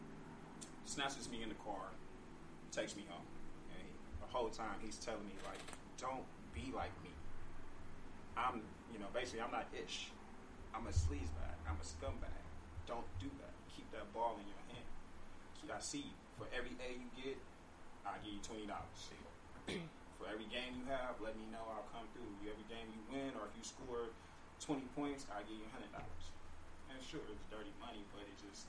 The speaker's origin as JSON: {"language": "English", "town": "Oakland", "region": "California", "country": "United States", "tie": "born or raised there", "said": "I grew up in East Oakland"}